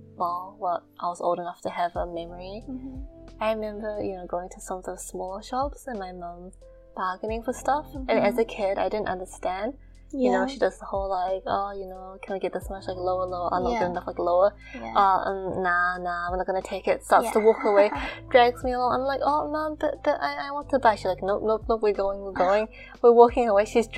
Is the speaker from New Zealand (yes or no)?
yes; New Zealand; growing up in New Zealand